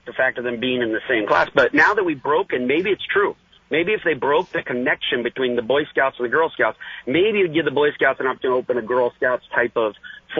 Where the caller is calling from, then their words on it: Santa Rosa, California, United States; No, I am not Frank. I'm not Frank. … from Santa Rosa, California.